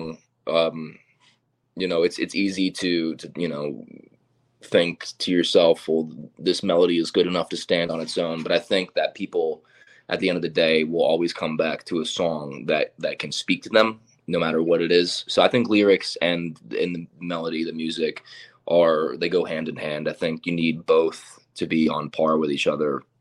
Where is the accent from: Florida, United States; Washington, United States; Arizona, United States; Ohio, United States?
Florida, United States; moved away; I'm originally from Florida